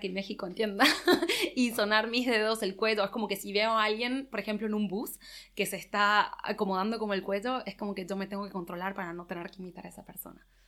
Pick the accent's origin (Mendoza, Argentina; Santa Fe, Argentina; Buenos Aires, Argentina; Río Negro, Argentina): Buenos Aires, Argentina; moved away as an adult; also born or lived in Spain / England; now in Paris, France; soy argentina. Eh, nací y crecí en Buenos Aires